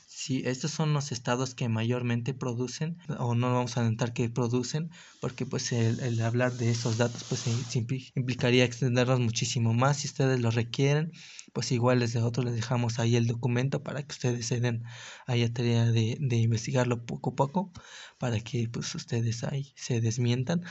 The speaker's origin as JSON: {"language": "Spanish", "country": "Mexico", "said": "cómo vivimos nosotros como mexicanos"}